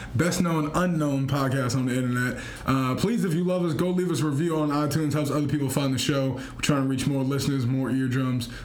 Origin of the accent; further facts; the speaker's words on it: home state of Joe Kennedy, Massachusetts, United States; he's from my home state